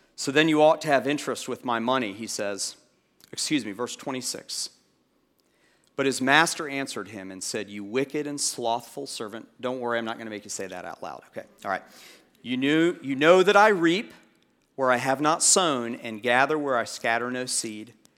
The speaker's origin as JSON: {"language": "English", "town": "Orlando", "region": "Florida", "country": "United States", "tie": "born or raised there", "moved": "yes", "said": "Part of my growing up was in, um, Orlando, and when you're a kid growing up in Orlando"}